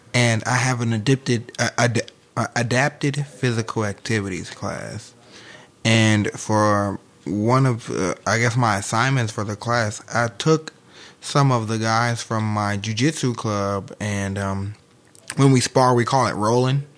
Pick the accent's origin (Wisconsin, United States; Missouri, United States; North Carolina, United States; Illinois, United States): Missouri, United States; St. Louis; I'm from St. Louis.